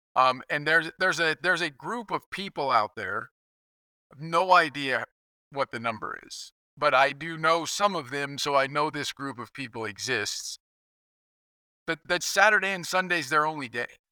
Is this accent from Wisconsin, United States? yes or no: no; Kansas, United States; I grew up in Kansas